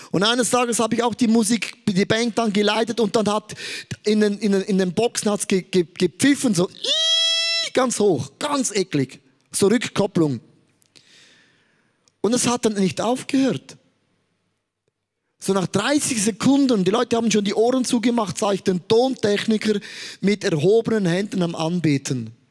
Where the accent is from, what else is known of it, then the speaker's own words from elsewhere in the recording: Switzerland; Also ich sage als Schweizer, eine Saumode hat sich der angeeignet